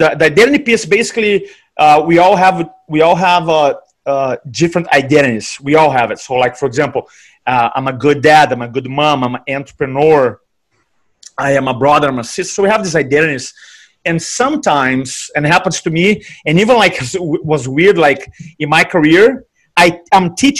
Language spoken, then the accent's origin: English; Brazil; now in United States; So I came here from Brazil. I work in, my background is in banking.